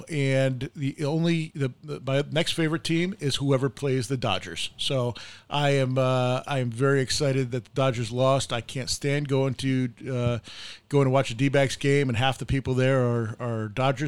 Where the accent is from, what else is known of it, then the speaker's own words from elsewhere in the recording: New York, United States; moved away as an adult; now in Arizona, United States; I've been here for 30 years. I grew up in New York.